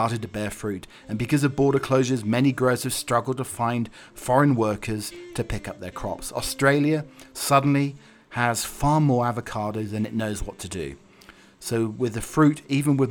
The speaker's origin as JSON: {"language": "English", "region": "England", "country": "United Kingdom", "moved": "yes", "lives_now": "United States", "said": "I have to go across two different pronunciations, my English self and living in America"}